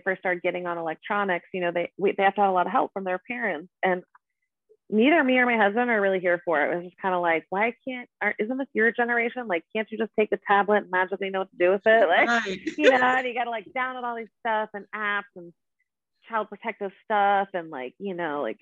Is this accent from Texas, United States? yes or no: no; Boulder, Colorado, United States; moved away as an adult; also born or lived in Seattle, Washington / Brazil / Mississippi; now in Lafayette, United States; I was born and raised in Boulder, Colorado.